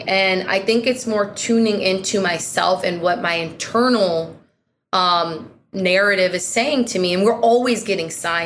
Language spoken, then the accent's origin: English; Seattle, Washington, United States; I'm from Seattle